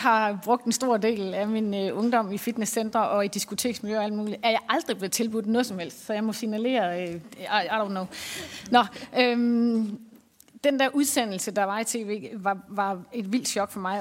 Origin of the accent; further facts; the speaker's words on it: Randers, Central Denmark Region, Denmark; jeg er vokset op i Randers